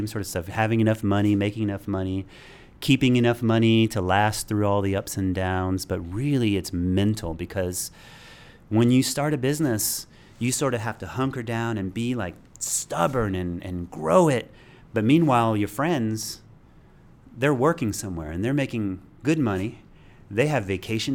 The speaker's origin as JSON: {"language": "English", "town": "Hephzibah", "region": "Georgia", "country": "United States", "tie": "born or raised there", "said": "growing up in Hepzibah, Georgia"}